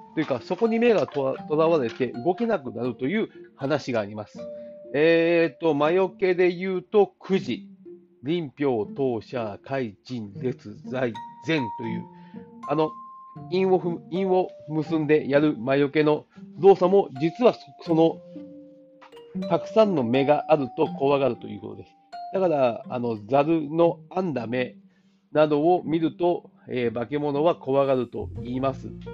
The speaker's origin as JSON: {"language": "Japanese", "area": "Tanegashima", "region": "Kagoshima", "country": "Japan", "tie": "born or raised there", "said": "私の実家、種子島の方では"}